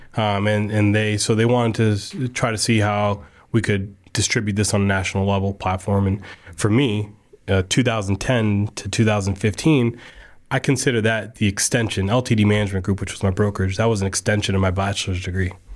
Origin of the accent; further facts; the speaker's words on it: Casselberry, Florida, United States; I grew up in Castleberry, so I went to Deer Run.